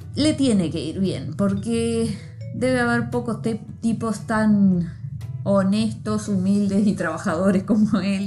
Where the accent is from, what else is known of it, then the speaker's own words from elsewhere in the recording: Libertad, San José, Uruguay; yo soy de Libertad, San José